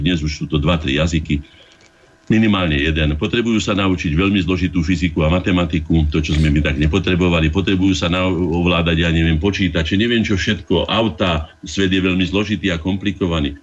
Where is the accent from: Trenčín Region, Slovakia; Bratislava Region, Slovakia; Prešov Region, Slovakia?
Bratislava Region, Slovakia; Bratislava; also born or lived in Veselé near Piešťany; som sa narodil v Bratislave už, kde prišli moji rodičia za prácou z vidieka